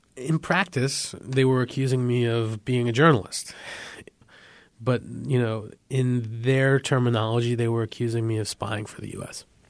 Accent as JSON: {"language": "English", "area": "San Francisco Bay Area", "region": "California", "country": "United States", "tie": "born or raised there", "said": "They got married, they had my brother and I, raised us in, in the San Francisco Bay Area"}